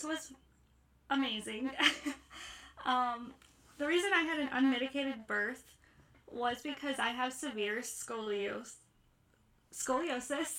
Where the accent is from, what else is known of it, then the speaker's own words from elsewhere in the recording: Ohio, United States; I'm from Ohio in the States.